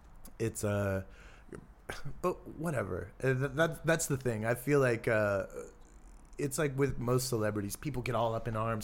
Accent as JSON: {"language": "English", "region": "California", "country": "United States", "said": "it's as like a Californian drinking my single origin latte and getting my green juice."}